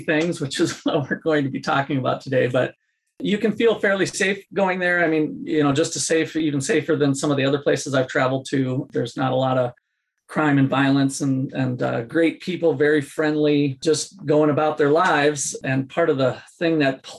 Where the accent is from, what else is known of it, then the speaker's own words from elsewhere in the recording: United States; as an American going to visit a developing country